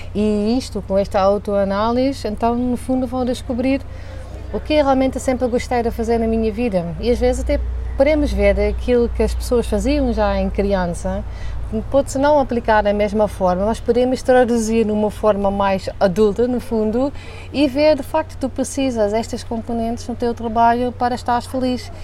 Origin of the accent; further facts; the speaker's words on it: southern Netherlands, Netherlands; Portuguese is a second language; moved away as an adult; now in Portugal; eu sou holandesa, Venho da, do sul da Holanda, foi onde também hum, cresci e, e, estudei